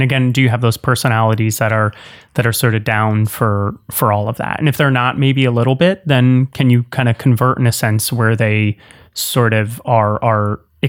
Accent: New York area, United States; I'm from the New York area, so I've got thick skin.

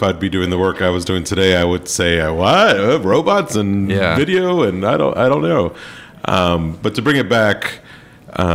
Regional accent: Miami, Florida, United States; moved away as an adult; also born or lived in Rochester; now in New York City, United States; I'm from Miami, Florida, originally

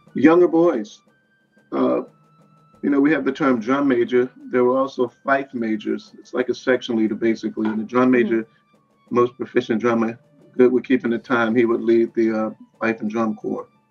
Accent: New Orleans, Louisiana, United States; I'm from New Orleans, Louisiana, NOLA

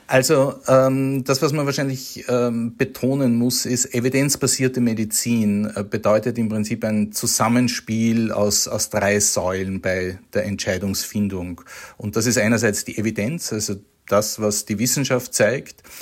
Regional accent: Austria; als Österreicher

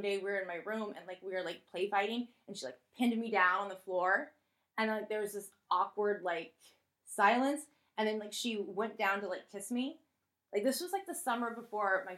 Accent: South Florida, United States; moved away; also born or lived in Indiana; I grew up in South Florida, so it was, like, a lot more, like, open

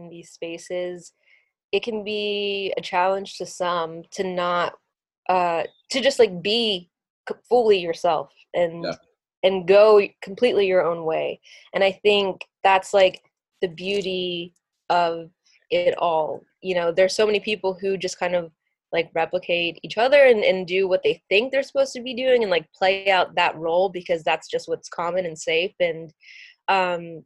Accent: Virginia, United States; moved away; growing up in Virginia

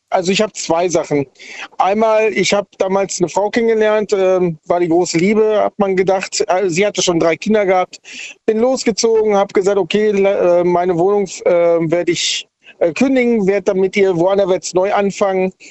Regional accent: Sindelfingen, Baden-Württemberg, Germany; Ich komme aus Sindelfingen.

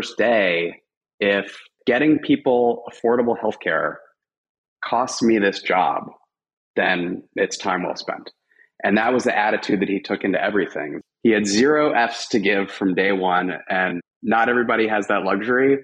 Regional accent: Louisville, Kentucky, United States; moved away as an adult; also born or lived in Syracuse, New York / Los Angeles, California; I'm actually from Louisville, Kentucky, which is where I now live as well

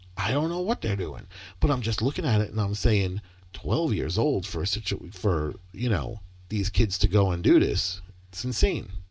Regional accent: Michigan, United States; I was born in Michigan

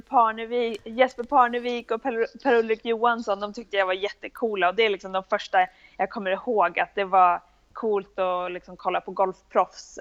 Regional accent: Bollnäs, Gävleborg County, Sweden; moved away as an adult; also born or lived in Oklahoma, United States; now in Florida, United States; jag växte upp i, i Bollnäs, så det är ändå södra Norrland

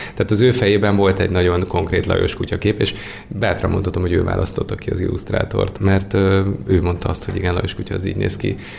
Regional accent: Nagytarcsa, Pest, Hungary; ahol én felnőttem

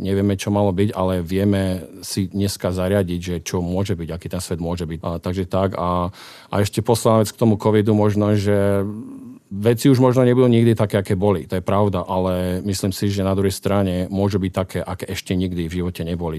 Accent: Martin, Žilina Region, Slovakia; now in United States; pochádzam z Martina

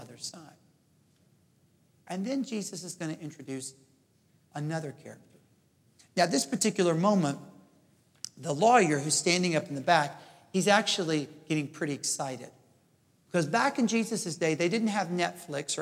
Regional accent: Jackson, Mississippi, United States; moved away; also born or lived in Princeton, New Jersey / Oxford, England / Houston, Texas; I grew up in Jackson, Mississippi

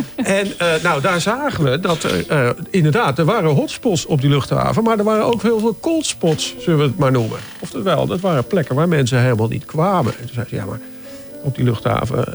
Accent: Driebergen, Utrecht, Netherlands; ik kom uit Driebergen

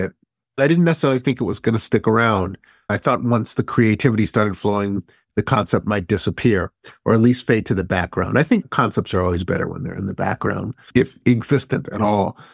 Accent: Berkeley, California, United States; I grew up here.

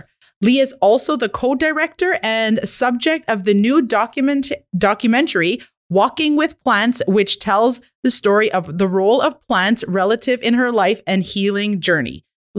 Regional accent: Kitigan Zibi Anishinabeg, Quebec, Canada; I'm an Anishinaabe entrepreneur from Kittagong Zibi Anishinaabe.

